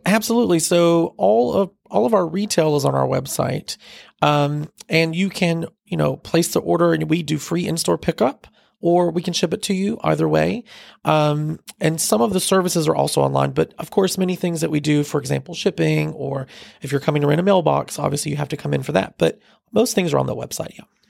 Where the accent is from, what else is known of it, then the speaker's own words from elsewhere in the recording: Fort Mill, South Carolina, United States; I grew up in the Fort Mill area, so I'm a local